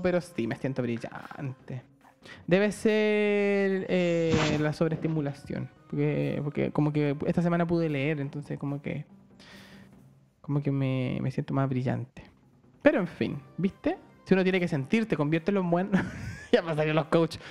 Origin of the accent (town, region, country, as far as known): Chile; moved away